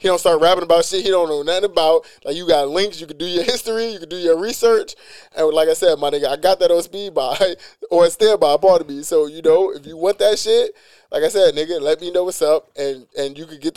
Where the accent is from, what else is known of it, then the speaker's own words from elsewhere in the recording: New York City, New York, United States; I'm from East New York